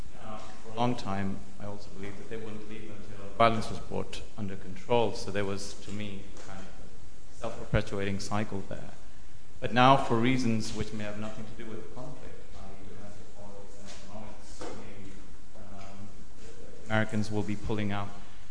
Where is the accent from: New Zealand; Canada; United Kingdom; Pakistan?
Pakistan; I'm from Pakistan myself